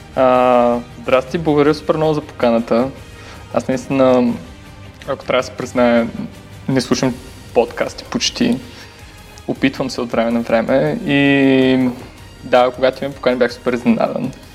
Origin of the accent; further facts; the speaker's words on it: Varna, Varna Province, Bulgaria; also born or lived in Sofia / Germany; аз съм от Варна